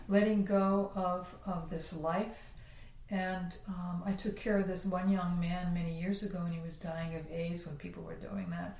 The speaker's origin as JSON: {"language": "English", "region": "New Jersey", "country": "United States", "tie": "born or raised there", "said": "very near where I grew up in New Jersey"}